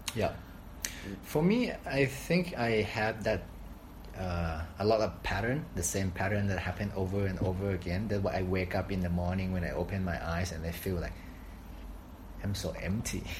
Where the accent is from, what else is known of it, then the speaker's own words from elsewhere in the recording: Thailand; moved away as an adult; now in Shanghai, China; I'm from Thailand. Been in Shanghai, China for six to seven years now